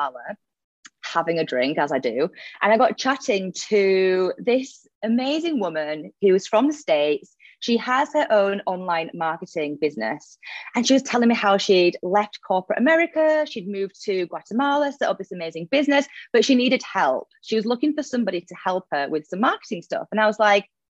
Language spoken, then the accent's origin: English; Leeds, Yorkshire and the Humber, United Kingdom; moved away as an adult; now in Dubai, United Arab Emirates; I'm originally from Leeds in the UK. You might notice the accent